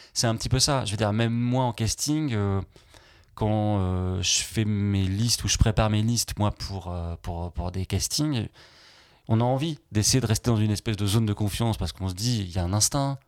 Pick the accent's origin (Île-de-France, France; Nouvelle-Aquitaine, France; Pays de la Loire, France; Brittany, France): Nouvelle-Aquitaine, France; Limoges; moved away; milieu des, des, années 90, quand j'ai eu mon bac, c'était à Limoges